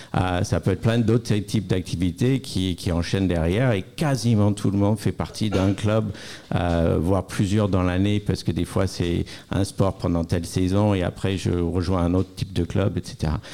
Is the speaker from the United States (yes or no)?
yes; United States; now in France; je suis américaine, donc j'ai vécu le système scolaire américain